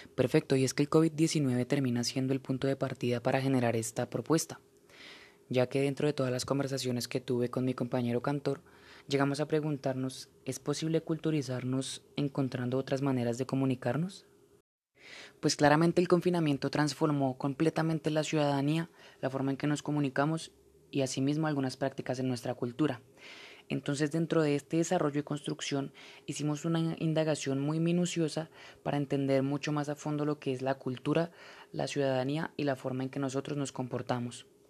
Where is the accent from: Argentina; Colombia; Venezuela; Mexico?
Colombia; seguir progresando como colombianos